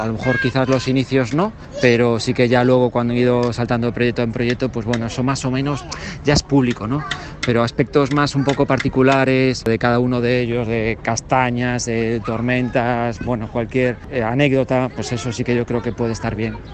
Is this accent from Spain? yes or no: yes; Galicia, Spain; Soy de Galicia.